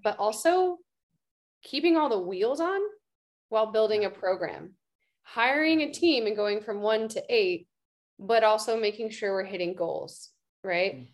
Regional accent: Austin, Texas, United States; moved away as an adult; also born or lived in San Francisco Bay Area; austin texas my hometown

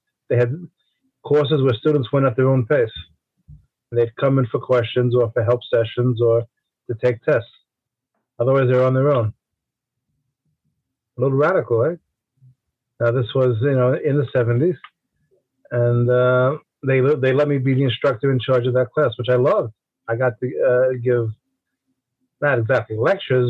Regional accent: New York City, New York, United States; I grew up in Brooklyn, New York, which of course is part of New York City

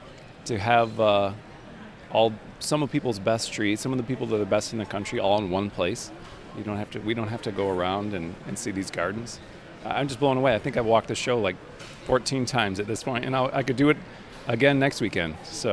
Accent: Michigan, United States; I'm from Northern Michigan by Traverse City.

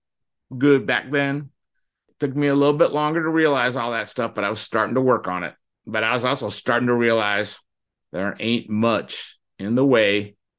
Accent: Florida, United States; I was born and raised in Florida. That makes me a real true Floridian.

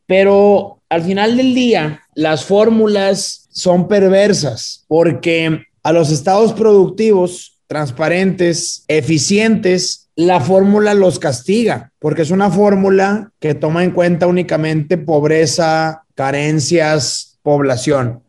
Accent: Nuevo León, Mexico; soy de Nuevo León y voy a ser gobernador de Nuevo León

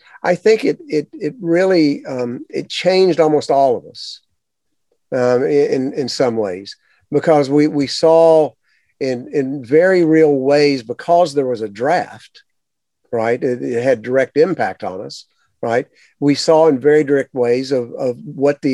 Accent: the South, United States; I grew up in the South

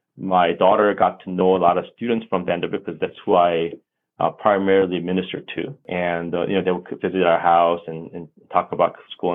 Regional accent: Seoul, South Korea; first language Korean; English is a second language; now in United States; I was born in Korea, Seoul, Korea, and I was raised there

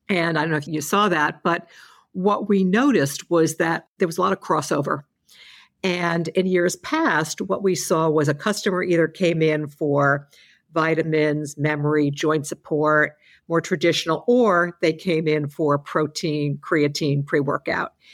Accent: New York, United States; As a New Yorker

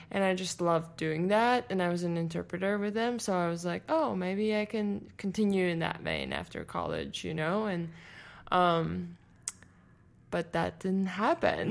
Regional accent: Latvia; first language Latvian; English is a second language; moved away as an adult; now in United States; I'm from Latvia

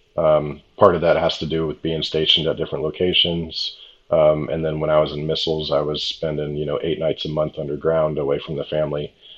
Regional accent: La Quinta, California, United States; It was an e-golf event back in my hometown in um, La Quinta, California

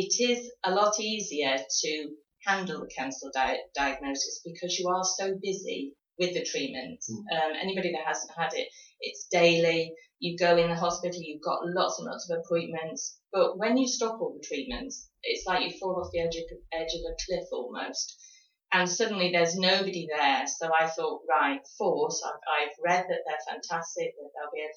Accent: High Peak, East Midlands, United Kingdom; moved away as an adult; also born or lived in Bristol; now in Exeter, United Kingdom; I was originally born in the High Peak.

